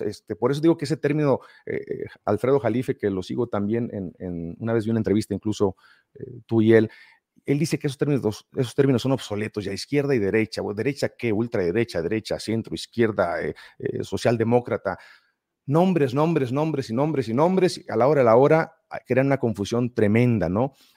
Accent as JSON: {"language": "Spanish", "country": "Mexico", "said": "De México"}